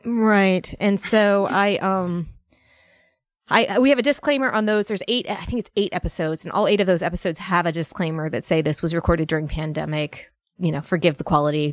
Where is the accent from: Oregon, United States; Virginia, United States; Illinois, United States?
Virginia, United States; Northern; moved away as an adult; also born or lived in Alabama; I grew up in Northern Virginia, a very bougie, uh, Northern Virginia town